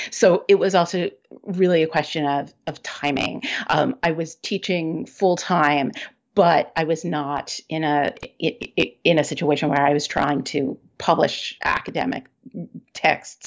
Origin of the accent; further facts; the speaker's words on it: Maryland, United States; now in Seattle, United States; I grew up in Maryland